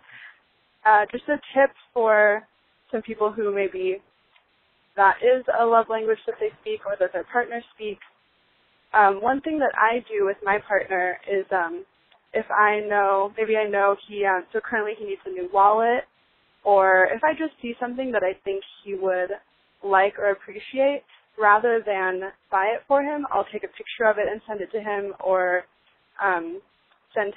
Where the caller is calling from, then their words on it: Los Angeles, California, United States; I'm calling from Los Angeles, California